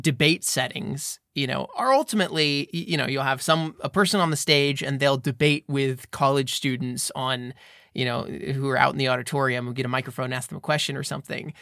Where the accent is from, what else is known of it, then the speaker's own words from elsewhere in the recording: United States; I'm from America.